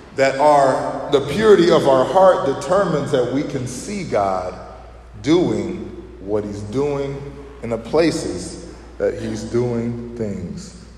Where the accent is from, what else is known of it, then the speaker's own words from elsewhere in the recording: Chicago, Illinois, United States; we're from Chicago